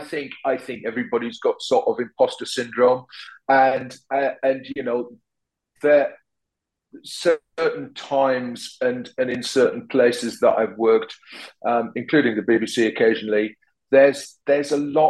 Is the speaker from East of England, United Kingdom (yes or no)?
no; Sunderland, North East England, United Kingdom; now in London, United Kingdom; hopefully sound like I'm from Sunderland, except when I go back there and people say, "Where you're from, like?" because you know, my accent, I've lived in London for a long time now, and my accent has kind of, I suppose, changed and moderated over the years